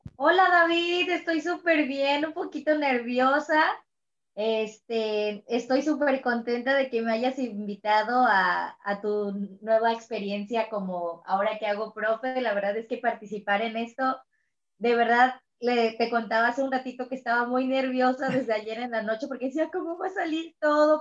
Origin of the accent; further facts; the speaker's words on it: Cancún, Quintana Roo, Mexico; Yo soy de Cancún, Quintana Roo